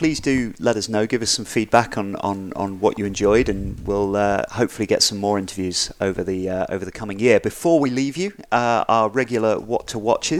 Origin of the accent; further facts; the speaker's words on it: England, United Kingdom; moved away; I'm an English surfer, that I grew up surfing in England.